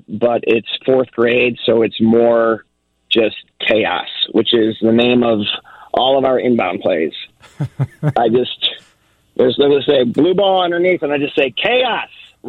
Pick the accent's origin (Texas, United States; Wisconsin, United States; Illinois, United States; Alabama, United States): Illinois, United States; Chicago; You know, I grew up in the Jordan years. Now you see kids like kind of gravitating towards hockey, which is bankrupting all of us. But the basketball doesn't seem to be as popular as it was in the Chicago 90s.